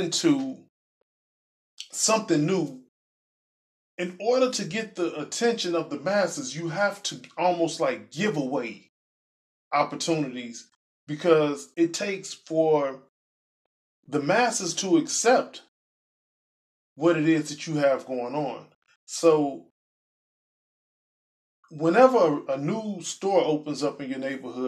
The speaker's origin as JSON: {"language": "English", "town": "Chicago", "region": "Illinois", "country": "United States", "said": "I'm from Chicago"}